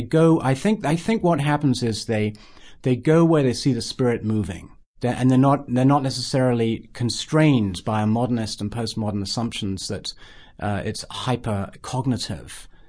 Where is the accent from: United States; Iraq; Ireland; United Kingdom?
United Kingdom; I'm British